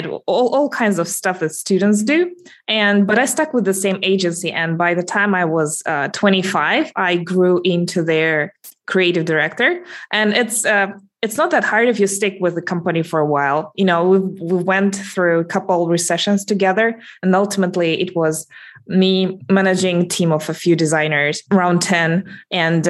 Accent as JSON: {"language": "English", "country": "Russia", "tie": "born or raised there", "said": "I'm calling in from Russia, actually. So that's my hometown, a little bit to the south of Moscow."}